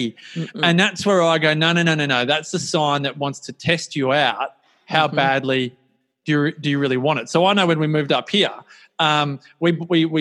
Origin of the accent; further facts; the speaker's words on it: Melbourne, Victoria, Australia; also born or lived in Inverloch, Victoria; I grew up in Templestowe in Melbourne